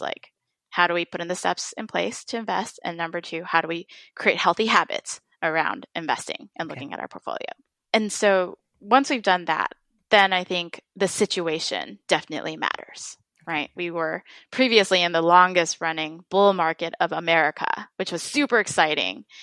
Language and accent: English; Midwest, United States; I was bullied as an Asian American in elementary school for mm. since I grew up in the Midwest.